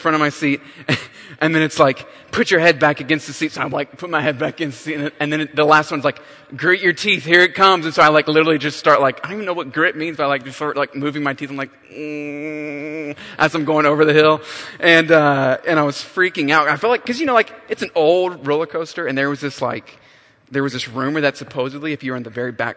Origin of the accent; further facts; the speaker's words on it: North Carolina, United States; I grew up in North Carolina